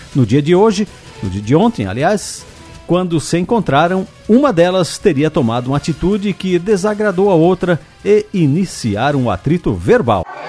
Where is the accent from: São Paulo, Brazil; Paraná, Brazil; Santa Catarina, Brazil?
Santa Catarina, Brazil; Corupá; em Curupá, lá na Alvin Linsmeyer, minha terra natal